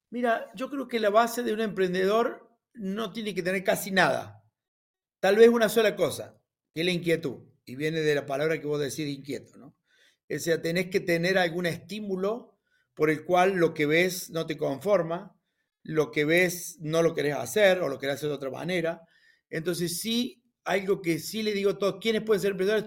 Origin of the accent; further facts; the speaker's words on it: Río Cuarto, Córdoba, Argentina; un criollito de Río Cuarto, así decimos, yo nací en Río Cuarto